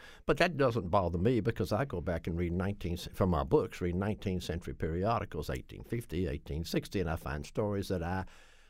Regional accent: Nashville, Tennessee, United States; born or raised there; now in Connecticut, United States

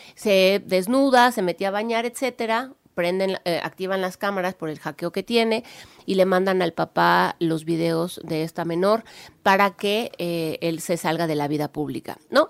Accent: Puebla, Mexico; soy la primera poblana, e la OEA

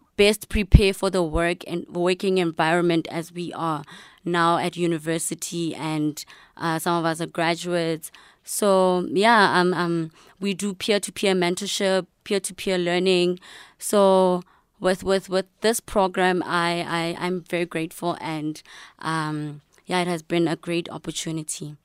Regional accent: Kuruman, Northern Cape, South Africa; I'm from Northern Cape, uh, Kuruman

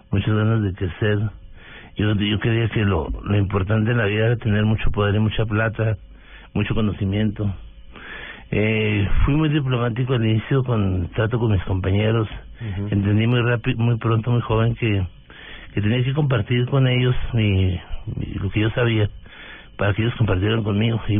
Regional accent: Delicias, Chihuahua, Mexico; moved away as an adult; now in Bogotá, Colombia; norte de México, de Ciudad de Chihuahua. Es una población de 120 mil habitantes. Eh, crecí en, Delicias, estudiando en la escuela primaria local.

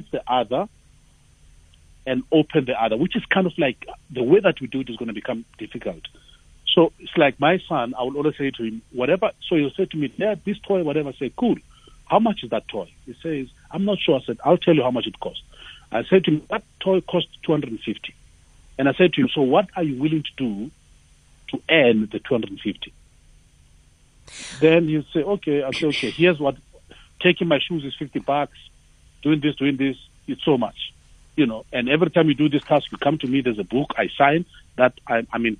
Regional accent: Tembisa, Gauteng, South Africa; I'm from Tembisa

